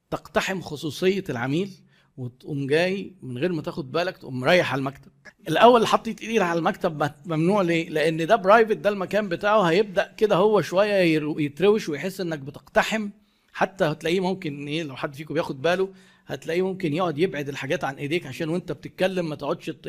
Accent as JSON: {"language": "Arabic", "country": "Egypt", "said": "في ثقافتنا كمصريين انت لو انا جبت لك شاي مش هينفع انهي المقابله قبل ما تشرب الشاي"}